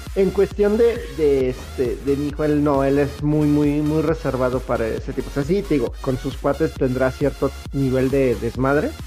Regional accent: Mexico; somos de México

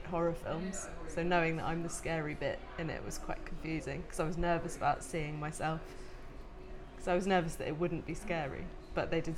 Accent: London, United Kingdom; accent: posh; also born or lived in Oxford; I grew up in London. I went to school in Oxford.

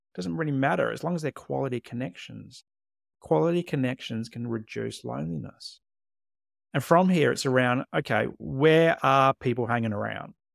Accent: Adelaide, South Australia, Australia; moved away as an adult; also born or lived in Tasmania / Queensland / Canberra / Hobart; grew up in Adelaide, South Australia, but since two thousand six, I've lived in the Australian capital territory

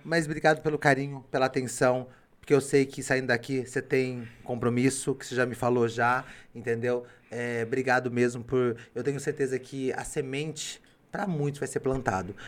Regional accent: Limeira, São Paulo, Brazil; eu vim do Abílio Pedro

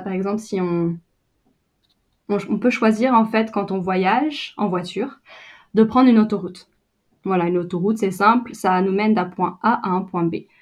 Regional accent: Brittany, France; moved away as an adult; also born or lived in England; now in New Zealand; je viens de Bretagne

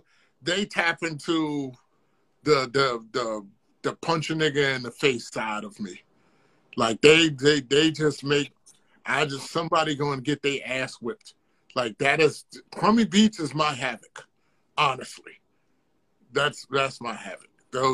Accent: Virginia, United States

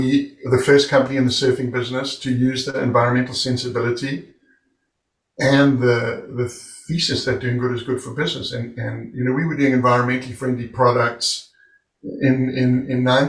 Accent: South Africa; moved away as an adult; I'm over from South Africa

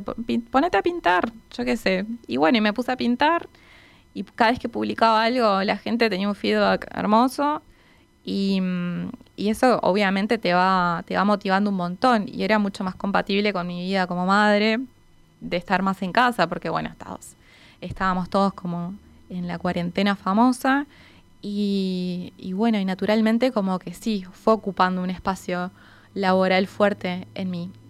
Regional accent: Maldonado, Uruguay; yo soy de Maldonado

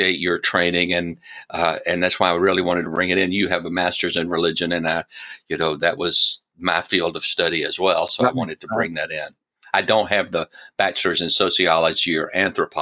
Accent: Alabama, United States; I was raised in Alabama

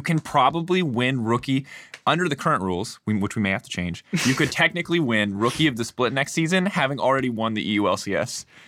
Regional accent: United States; As an ignorant American

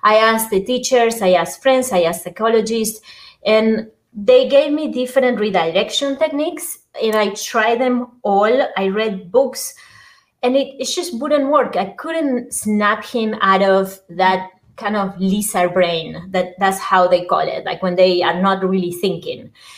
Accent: Argentina; English is a second language; now in United States; I'm originally from Argentina. I came to the States a little bit over 25 years ago and decided to keep my accent. I always have been moving inside Argentina to different places and always having an accent even within Argentina.

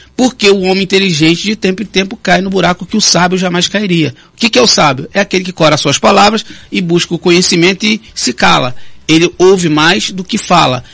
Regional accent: Rio de Janeiro, Brazil; now in Campos dos Goytacazes, Brazil; desde o Rio de Janeiro, que eu fui criado lá no Complexo Alemão

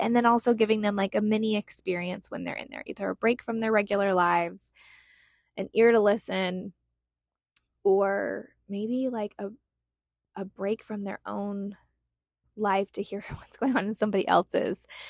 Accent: Utah, United States; moved away as an adult; now in Scottsdale, United States; I grew up in Utah, but moved here in 2007.

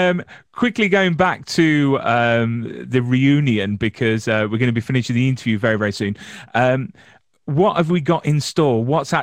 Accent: England, United Kingdom; I'm English.

